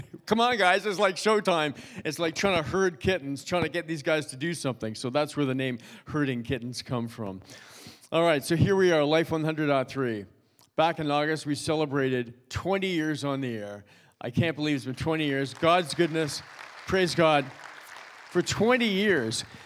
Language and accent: English; Toronto, Ontario, Canada; I'm originally from Toronto. I grew up in Toronto, went to high school there, went to college there.